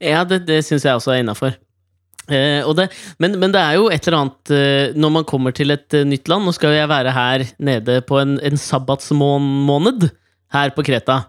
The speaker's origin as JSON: {"language": "Norwegian", "country": "Norway", "said": "jeg er fra Norge"}